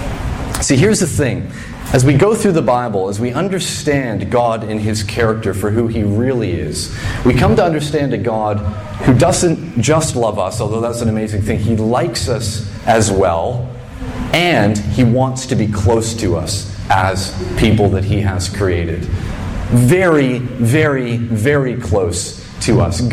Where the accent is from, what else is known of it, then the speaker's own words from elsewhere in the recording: Fredericton, New Brunswick, Canada; moved away; I grew up in Fredericton, New Brunswick